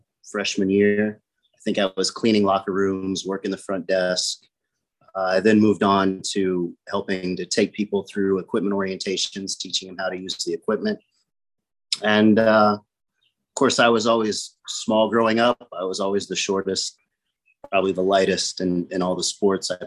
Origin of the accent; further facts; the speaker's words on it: Illinois, United States; moved away as an adult; now in Naples, United States; I grew up in Illinois